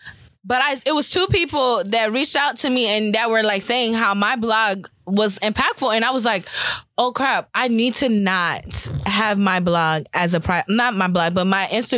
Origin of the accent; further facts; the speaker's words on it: New York City, New York, United States; I'm from Brooklyn.